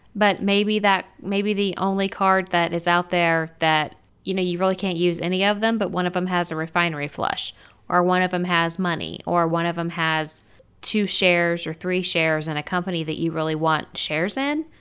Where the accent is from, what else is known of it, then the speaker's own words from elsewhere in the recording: Texas, United States; I'm from Texas